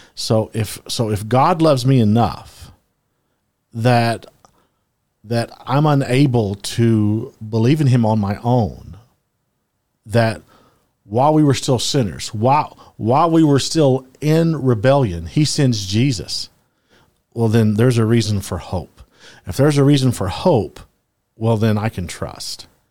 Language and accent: English; Louisiana, United States; I am from the South. My dad, you know, grew, I grew up in Louisiana